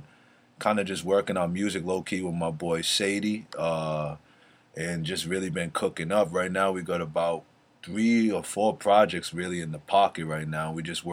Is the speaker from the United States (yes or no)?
yes; East Coast, United States; I grew up on the East Coast